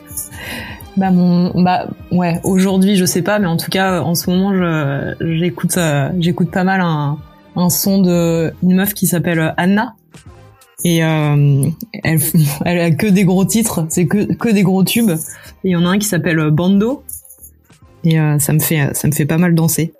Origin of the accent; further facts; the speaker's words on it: Paris, Île-de-France, France; je suis née j'ai grandi à Paris